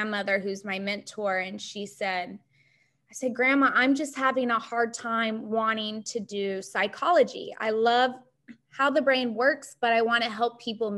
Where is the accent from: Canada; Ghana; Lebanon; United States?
United States; Ozark Mountains, Missouri; I grew up in the Midwest in Missouri, the Ozark Mountains, on basically a lake